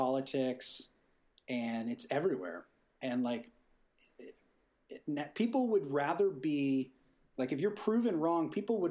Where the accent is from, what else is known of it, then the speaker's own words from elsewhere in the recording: Boston, Massachusetts, United States; moved away as an adult; also born or lived in Chicago; now in Los Angeles, United States; I was originally from Boston. I went to school there. Then I moved to Chicago